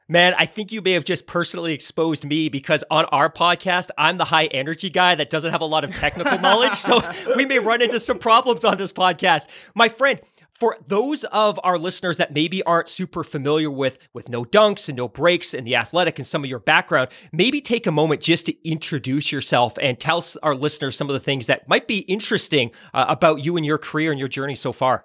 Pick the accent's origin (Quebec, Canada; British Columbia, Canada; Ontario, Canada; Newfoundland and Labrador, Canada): British Columbia, Canada; Vancouver; I grew up in Vancouver, B C.